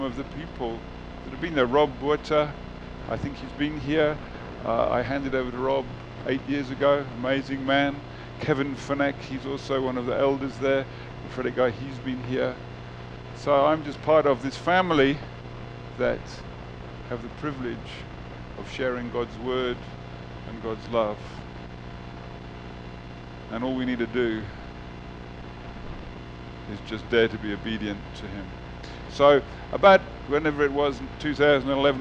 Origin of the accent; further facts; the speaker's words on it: United Kingdom; moved away as an adult; also born or lived in South Africa / Qatar; now in Northern Cyprus; I was born in the United Kingdom, my wife and I. We met in London, got married.